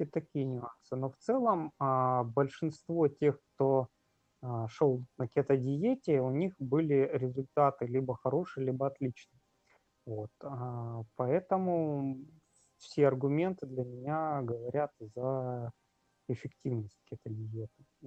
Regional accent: Magadan, Magadan Oblast, Russia; moved away as an adult; now in Saint Petersburg, Russia; я сам из Магадана

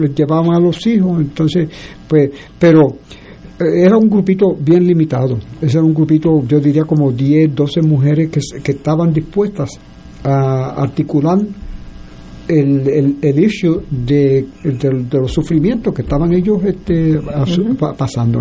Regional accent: Puerto Rico; Nosotros somos puertorriqueños

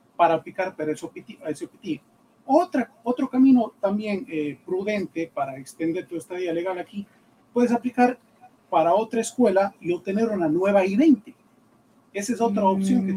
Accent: Ecuador; moved away as an adult; now in United States; yo soy ecuatoriano, eh, abogado ecuatoriano, eh, ejercí mi profesión por más de 10 años en el Ecuador

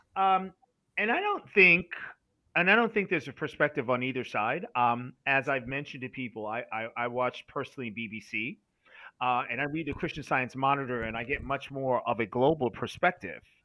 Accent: United States; as an American

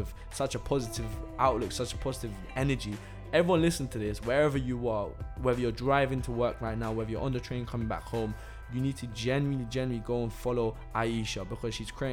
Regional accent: London, United Kingdom; also born or lived in Italy; I'm from London.

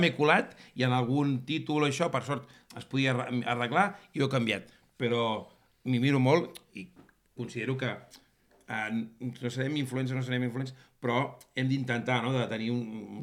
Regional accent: Catalonia, Spain; sóc més català que, que la barretina

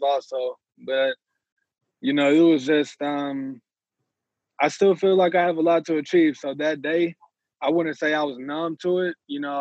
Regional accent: Dallas, Texas, United States; moved away as an adult; also born or lived in Tulsa; SMU, I mean, with them being my hometown

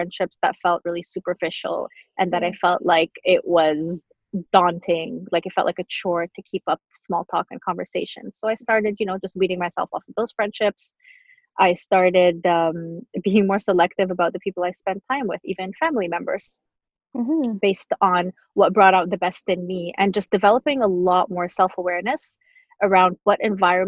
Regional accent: Montreal, Quebec, Canada; also born or lived in Tunisia; when we lived in Montreal at the time

